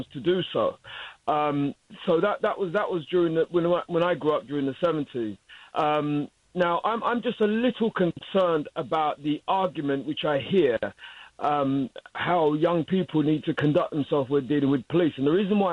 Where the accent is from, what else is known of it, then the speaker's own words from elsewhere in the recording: London, United Kingdom; I'm calling from London, England